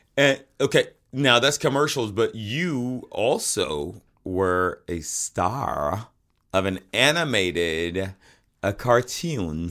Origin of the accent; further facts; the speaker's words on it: Atlanta, Georgia, United States; That's where I'm from